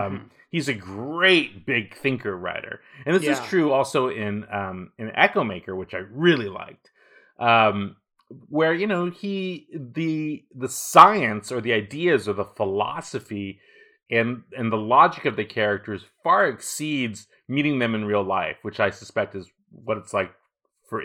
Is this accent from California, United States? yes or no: yes; Walnut Creek, California, United States; I grew up in Walnut Creek in Northern California